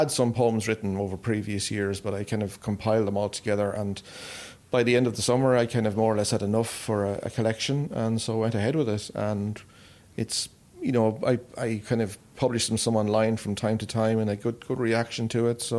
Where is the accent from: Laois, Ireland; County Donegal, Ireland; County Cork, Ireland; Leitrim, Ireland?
Leitrim, Ireland; Carrigallen; And like local people in, in my hometown of Carrigallen been really supportive over the years